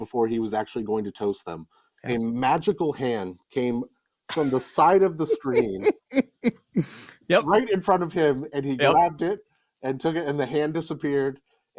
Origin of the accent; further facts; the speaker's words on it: Nashua, New Hampshire, United States; now in Manchester, United States; Yeah, born and raised in Nashua, New Hampshire, class of 98.